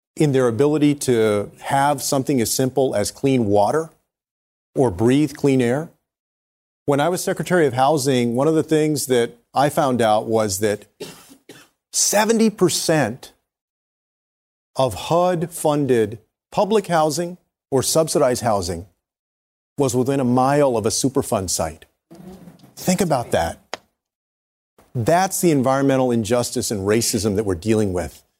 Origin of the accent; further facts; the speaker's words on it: Texas, United States; In Texas, in my home state of Texas